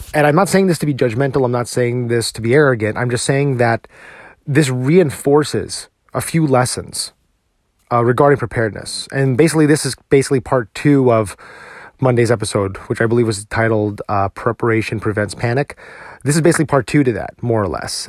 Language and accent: English; New Jersey, United States; now in Texas, United States; I grew up in New Jersey, and I drove in this weather all the time